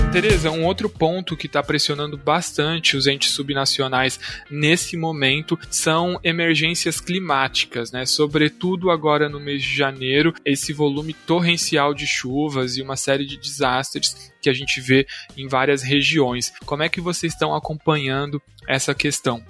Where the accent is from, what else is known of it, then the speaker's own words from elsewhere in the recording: São Paulo, Brazil; como bom paulistano, posso dizer isso desde que eu nasci. É, eu vivi em um Estado governado pelo PSDB